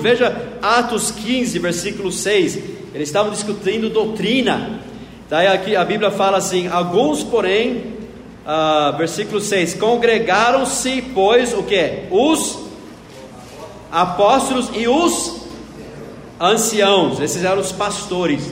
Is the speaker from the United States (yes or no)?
yes; Knoxville, Tennessee, United States; now in Brazil; lá no sul dos Estados Unidos, na cidade onde eu nasci, Knoxville, Tennessee